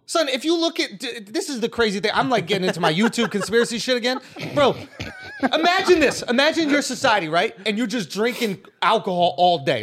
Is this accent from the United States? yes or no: no; Scotland, United Kingdom; I'm a Scottish kid.